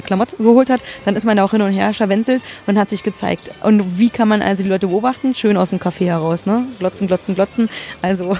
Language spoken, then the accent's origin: German; Germany; ich bin ja im Osten groß geworden